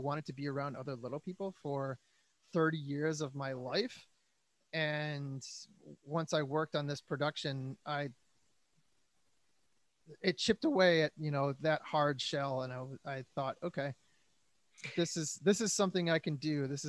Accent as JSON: {"language": "English", "town": "Detroit", "region": "Michigan", "country": "United States", "lives_now": "Los Angeles, United States", "said": "I'm a musician from Detroit in LA."}